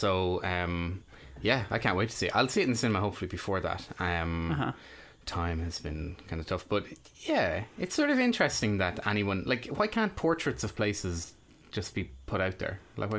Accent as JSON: {"language": "English", "country": "Ireland", "tie": "born or raised there"}